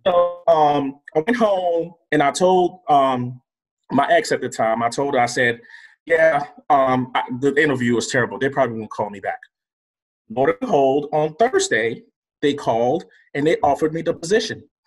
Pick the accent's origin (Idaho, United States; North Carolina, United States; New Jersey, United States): North Carolina, United States; Durham; also born or lived in Lagos, Nigeria; I came straight from Lagos, Nigeria to Durham, North Carolina